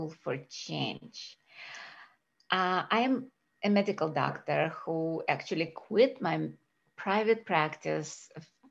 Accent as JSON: {"language": "English", "country": "Russia", "tie": "born or raised there", "moved": "yes", "lives_now": "United States", "said": "I was born in Russia"}